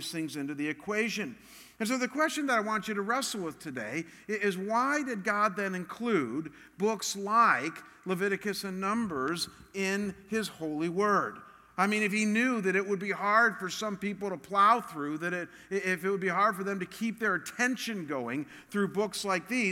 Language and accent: English; Cleveland, Ohio, United States; I'm from Cleveland